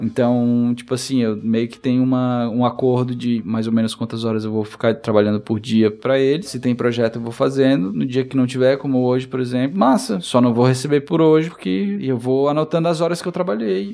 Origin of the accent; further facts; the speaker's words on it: Brazil; coincidiu de eu ser brasileiro